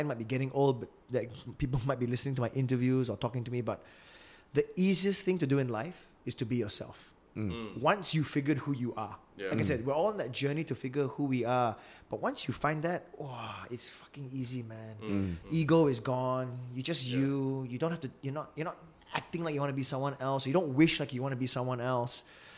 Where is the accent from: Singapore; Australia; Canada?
Singapore; fuck lah, I'm Singaporean, you know.